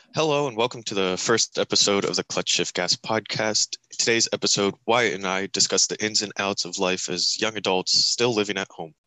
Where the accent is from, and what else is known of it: Montoursville, Pennsylvania, United States; born or raised there